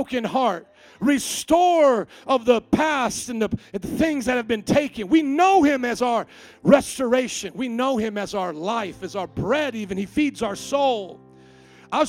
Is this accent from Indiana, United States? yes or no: yes; Indiana, United States; I come from Indiana